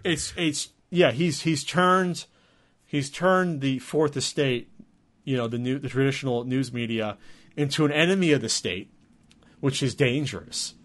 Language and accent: English; New Jersey, United States; moved away as an adult; now in San Diego, United States; I'm from Jersey